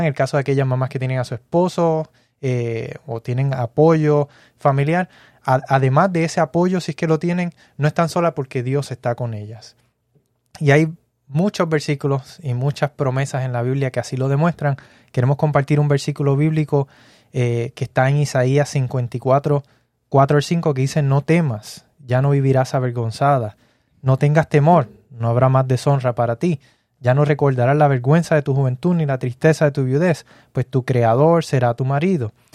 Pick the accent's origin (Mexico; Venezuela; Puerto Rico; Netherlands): Puerto Rico; yo soy puertorriqueño